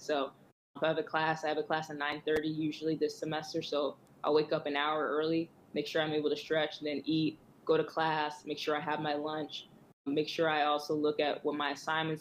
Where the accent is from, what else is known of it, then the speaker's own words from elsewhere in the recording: Georgia, United States; I'm from Georgia.